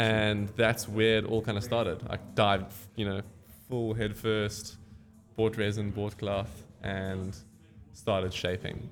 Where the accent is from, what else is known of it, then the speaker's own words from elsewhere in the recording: Cape Town, Western Cape, South Africa; I was born and bred in Cape Town. I lived in the city bowl my entire life